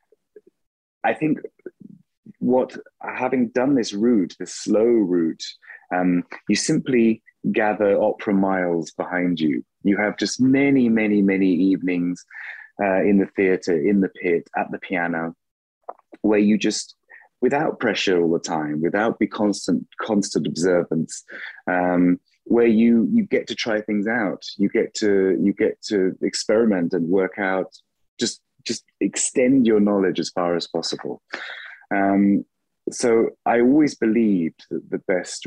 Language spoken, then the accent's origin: English; England, United Kingdom; first language English; also born or lived in Klagenfurt, Austria; now in Mannheim, Germany; being an Englishman